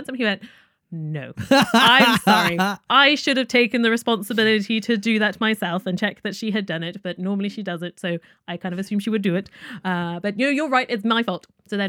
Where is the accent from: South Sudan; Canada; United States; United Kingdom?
United Kingdom; accent: British; All intents and purposes, I'm British, really.